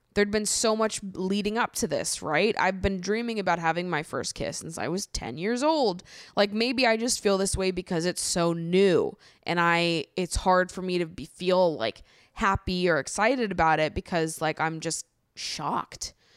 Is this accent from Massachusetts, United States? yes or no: yes; Hopkinton, Massachusetts, United States; I grew up in Hopkinton, Massachusetts